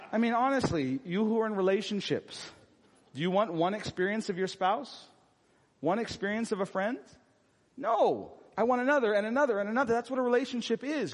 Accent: United States; my identity as an American citizen

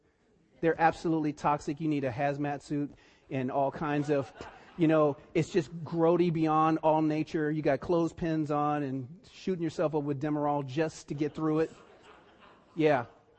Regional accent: East Cleveland, Ohio, United States; I grew up in East Cleveland, and, you know, it was a time when, you know, I didn't grow up with my dad

